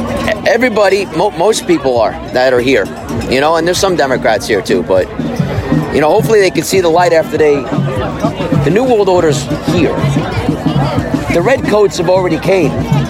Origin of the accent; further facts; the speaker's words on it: New Jersey, United States; I'm from Jersey. Well, what I could tell you is at the Capitol building in Trenton, where we all were several months ago, there wasn't nearly as many.